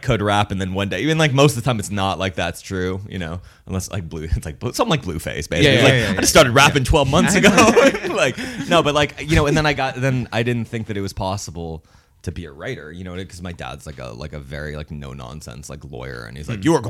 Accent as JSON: {"language": "English", "town": "Los Angeles", "region": "California", "country": "United States", "tie": "born or raised there", "said": "being from"}